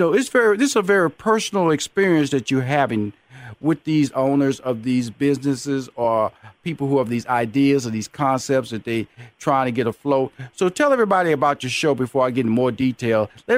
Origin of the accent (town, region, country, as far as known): Houston, Texas, United States